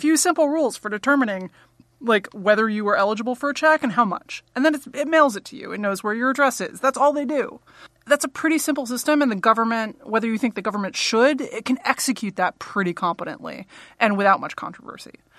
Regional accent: New York City, New York, United States; I grew up on the Upper West Side

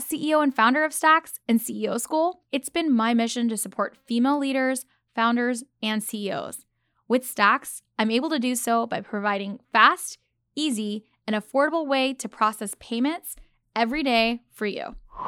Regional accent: Dallas, Texas, United States; Go Cowboys. I grew up in Dallas.

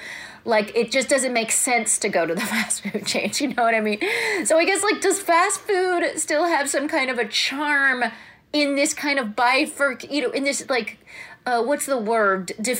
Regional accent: Southern California, United States; now in New York City, United States; I grew up in Southern California, so there was a lot of fast food in my life.

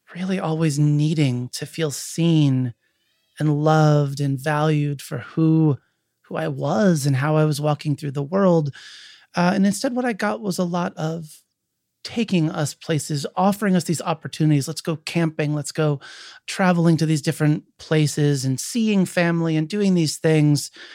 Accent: Williamsport, Pennsylvania, United States; I grew up in Williamsport, Pennsylvania, home of the Little League World Series.

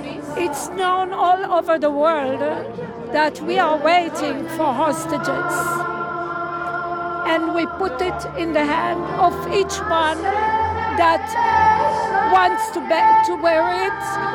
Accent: Tel Aviv, Tel Aviv District, Israel; From Tel Aviv.

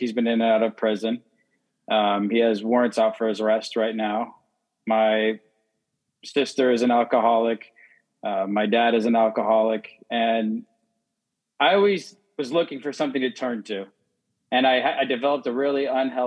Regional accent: Phoenix, Arizona, United States; moved away; I'm from Phoenix, Arizona

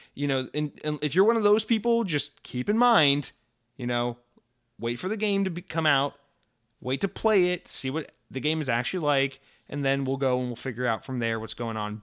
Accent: United States; I'm an American

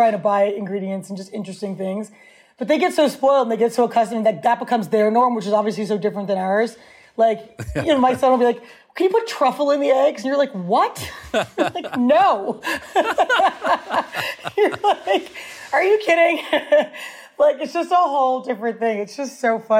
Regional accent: New York City, New York, United States; Growing up in New York

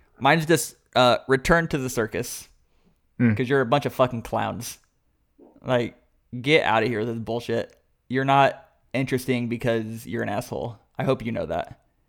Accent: Boston, Massachusetts, United States; I'm strong enough because I'm from Boston

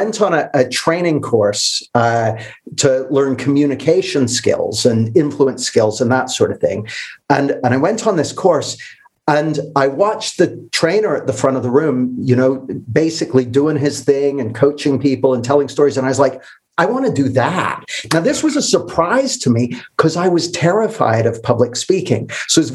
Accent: Canada; moved away as an adult; now in United Kingdom; I grew up in Canada, which is where I got this accent. I moved to the UK when I was 20

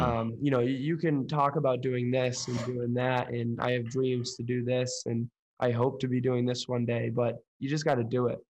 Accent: Oakland, California, United States; moved away as an adult; now in Chicago, United States; I'm located in Chicago right now, uh, born and raised in Oakland, California

